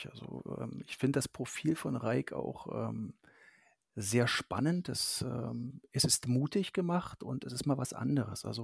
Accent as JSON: {"language": "German", "town": "Görlitz", "region": "Saxony", "country": "Germany", "tie": "born there", "lives_now": "Berlin, Germany", "said": "Ich bin zwar in Görlitz geboren, lebe aber seit 2004 in Berlin."}